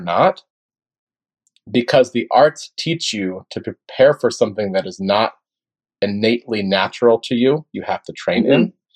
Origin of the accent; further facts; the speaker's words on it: Gainesville, Florida, United States; my hometown of Gainesville, Florida.